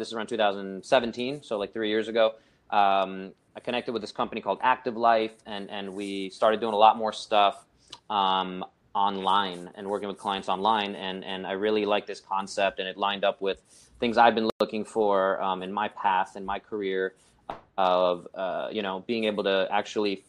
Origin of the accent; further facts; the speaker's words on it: New York City, New York, United States; I grew up in the Brooklyn, New York City.